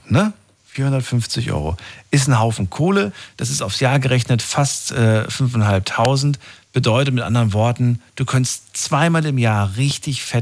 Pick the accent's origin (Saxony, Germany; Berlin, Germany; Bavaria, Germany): Bavaria, Germany; Würzburg; Wo kommst du her? Servus. Haha, aus Würzburg.